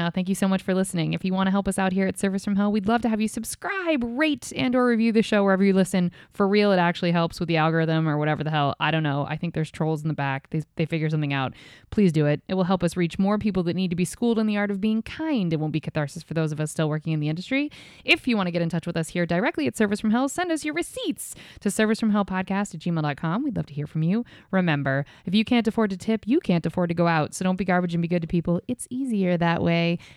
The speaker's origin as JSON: {"language": "English", "region": "Ohio", "country": "United States"}